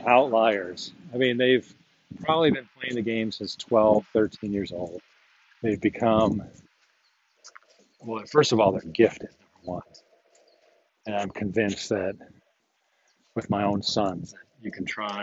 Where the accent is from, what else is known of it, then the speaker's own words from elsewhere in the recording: United States; I'm American